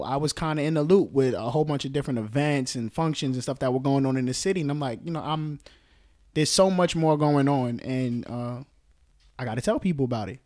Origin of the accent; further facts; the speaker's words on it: New York City, New York, United States; Bronx, born and raised